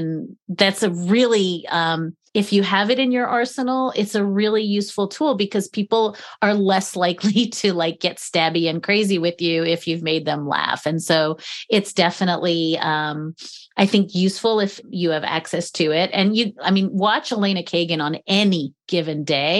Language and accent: English; Charlottesville, Virginia, United States; that was my hometown